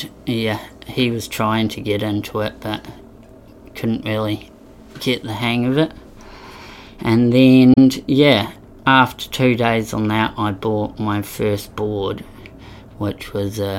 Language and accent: English; Queenstown, Otago, New Zealand; also born or lived in England; I'm from Queenstown. Grew up there pretty much most of my younger years. I actually moved here when I was 3